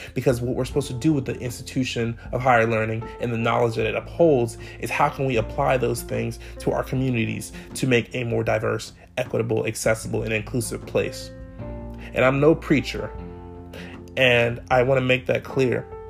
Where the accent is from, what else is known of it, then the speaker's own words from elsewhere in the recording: Clarksburg, Maryland, United States; also born or lived in Salisbury, Maryland; I grew up in Montgomery County, Maryland. For those of you who may be from MoCo, I'm from Clarksburg